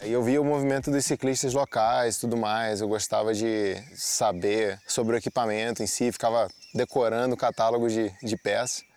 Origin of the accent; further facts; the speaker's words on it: Petrópolis, Rio de Janeiro, Brazil; Sou nascido e criado em Petrópolis, nestas mesmas montanhas